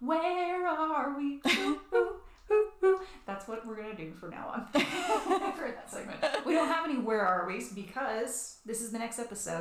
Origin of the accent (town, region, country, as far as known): the South, United States; accent: Southern